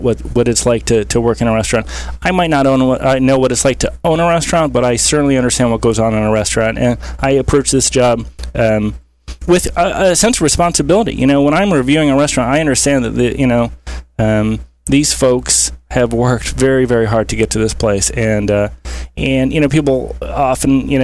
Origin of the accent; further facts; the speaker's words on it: Cleveland, Ohio, United States; also born or lived in Columbus, Ohio; I'm from Cleveland, but I went down to Ohio State and then law school